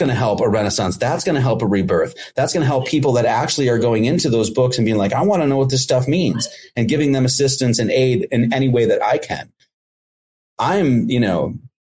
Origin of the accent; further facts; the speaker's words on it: Midwest, United States; I grew up in the Midwest